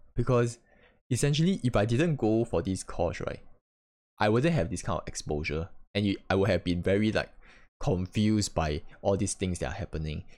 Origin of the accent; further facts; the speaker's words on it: Singapore; as a Singaporean